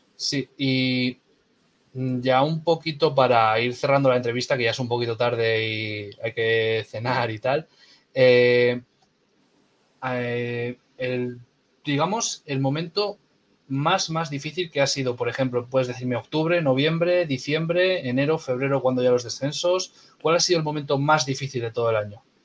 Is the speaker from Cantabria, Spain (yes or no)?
yes; Castro Urdiales, Cantabria, Spain; soy de Castro